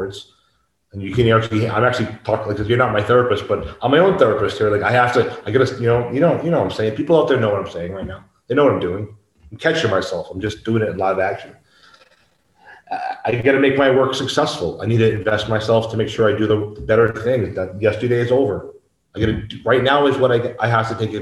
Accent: United States; moved away as an adult; now in Mexico; I couldn't return to the United States

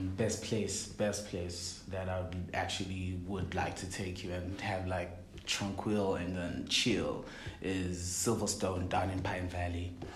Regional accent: Eswatini; Born and raised in Eswatini

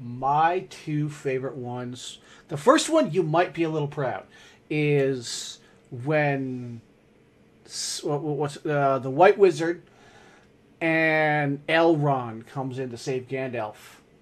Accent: England, United Kingdom; Ugh. English hard. Even me, I'm English.

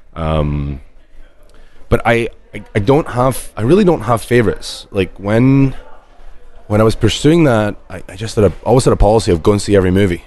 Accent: Scotland, United Kingdom; we're Scottish

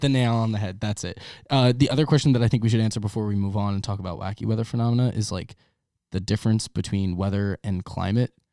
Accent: Long Island, New York, United States; growing up on Long Island

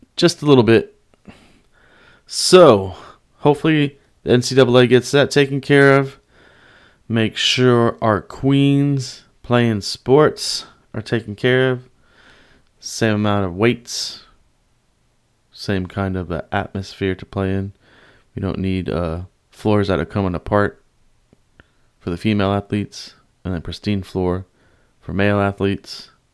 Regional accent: the Bay Area, California, United States; I'm from the Bay, all Bay, all day.

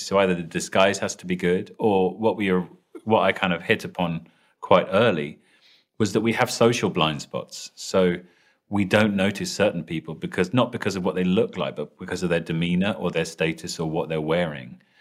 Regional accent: London, United Kingdom; accent: British; I'm British sounding, so I'm uh, from London

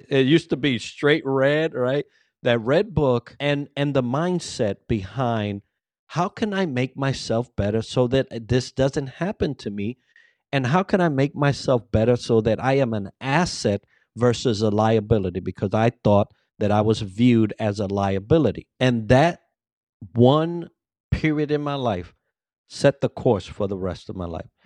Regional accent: Bronx, New York, United States; English is a second language; I came from the Bronx. There was a heavy accent. English was my second language, although I thought I was proficient

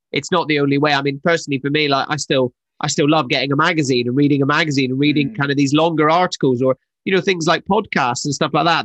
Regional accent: Scotland, United Kingdom; I'm Scottish

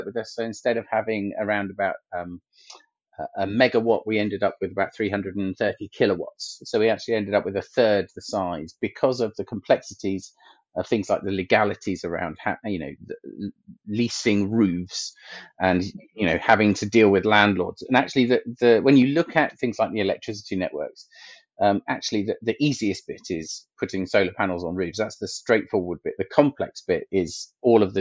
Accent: Milton Keynes, South East England, United Kingdom; my hometown of Milton Keynes

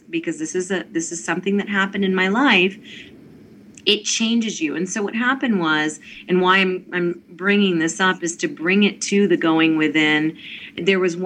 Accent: Mount Vernon, Virginia, United States; I grew up in Mount Vernon meditating

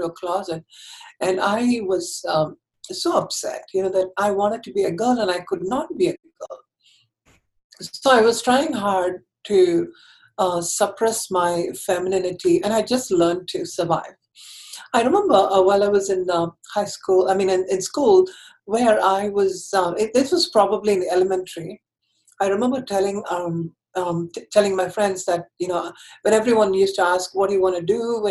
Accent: Chennai, Tamil Nadu, India; I grew up in Chennai, which is the southern part of India.

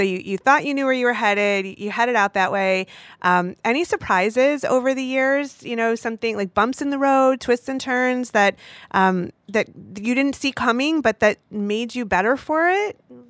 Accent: Michigan, United States

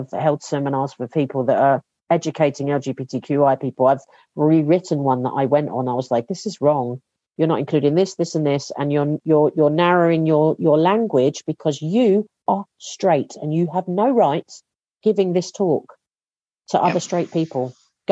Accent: England, United Kingdom; as an English person

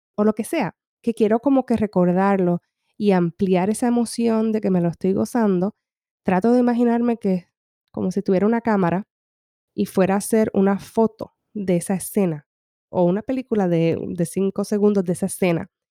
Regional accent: Humacao, Puerto Rico; now in California, United States; yo me crié en una finca en Puerto Rico, en el este

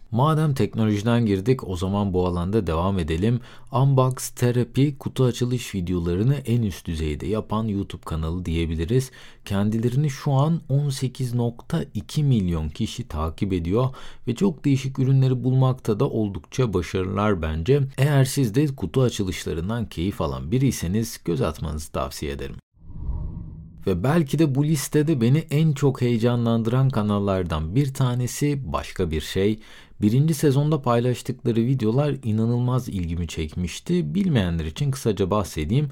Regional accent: Aegean Region, Turkey; Bir Egeli olarak

